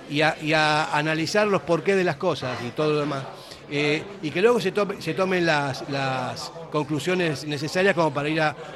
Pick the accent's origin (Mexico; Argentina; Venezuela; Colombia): Argentina; now in Basque Country, Spain; yo soy argentino, que él no es argentino porque no sé qué. Mi hijo es vasco, nació aquí, y yo llevo 44 años aquí, entonces yo me siento también con derecho como para hablar como un vasco más